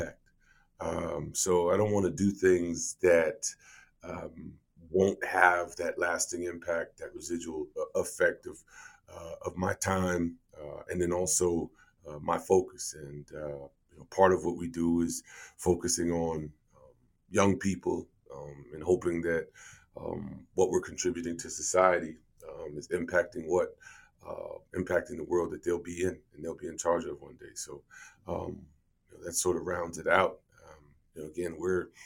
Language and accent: English; United States; I'm from the States